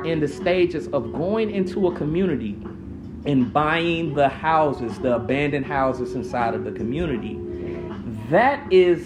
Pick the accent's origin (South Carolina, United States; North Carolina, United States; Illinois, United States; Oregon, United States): Illinois, United States; Chicago; I was born in West Pullman, right next to Roseland